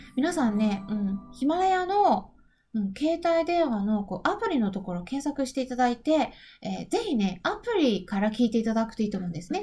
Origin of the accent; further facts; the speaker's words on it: Japan; 私は日本人です